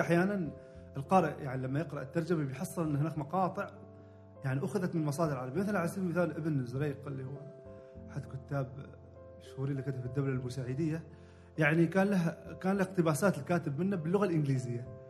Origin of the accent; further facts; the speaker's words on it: Oman; عندنا في عمان